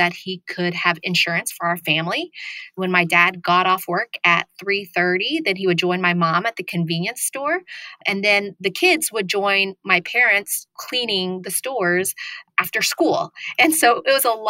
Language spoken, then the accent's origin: English; Broken Arrow, Oklahoma, United States; also born or lived in Vietnam / Thailand; So I grew up in Broken Arrow, Oklahoma, which is a suburb of Tulsa, Oklahoma